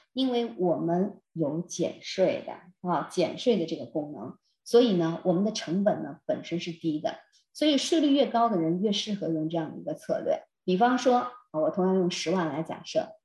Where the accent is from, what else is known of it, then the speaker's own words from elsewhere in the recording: China; moved away as an adult; now in Canada; 我们中国人